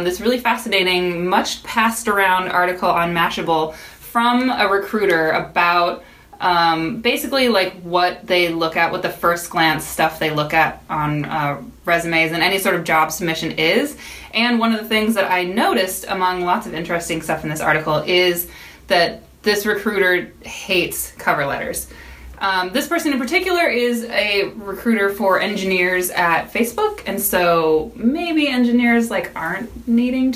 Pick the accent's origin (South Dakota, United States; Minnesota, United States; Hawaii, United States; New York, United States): Minnesota, United States; Minneapolis; now in Seattle, United States; I'm from the Midwest, Minneapolis.